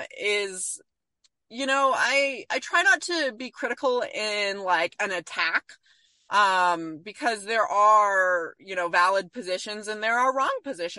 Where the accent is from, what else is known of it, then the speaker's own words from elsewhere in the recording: California, United States; I grew up in California in an environment where we were very liberal